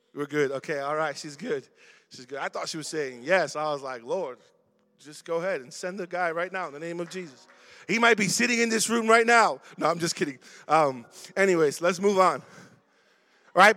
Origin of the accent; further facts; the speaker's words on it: Chicago, Illinois, United States; I was born and raised in Chicago. Went to Roberto Clemente. I'm from Logan Square, Humble Park